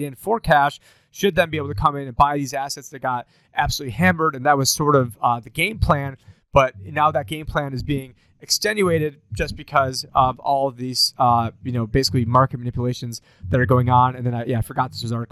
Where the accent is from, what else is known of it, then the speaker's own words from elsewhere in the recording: Syracuse, New York, United States; my hometown, Syracuse, New York